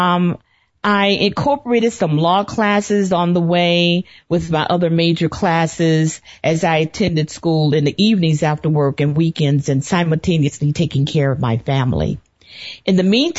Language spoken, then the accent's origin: English; Chicago, Illinois, United States; born or raised there; also born or lived in Birmingham, Alabama